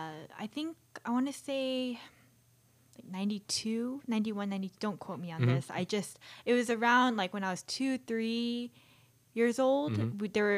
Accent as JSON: {"language": "English", "town": "Marietta", "region": "Georgia", "country": "United States", "tie": "born or raised there", "said": "Well, I grew up in East Cobb, Marietta, and that was the only rink at the time."}